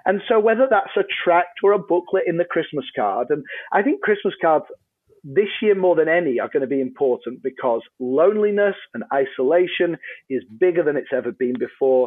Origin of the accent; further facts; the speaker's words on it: Yorkshire and the Humber, United Kingdom; I'm a Brit, uh, on, on this side of the pond. Um, I'm from a place called Yorkshire, uh, in England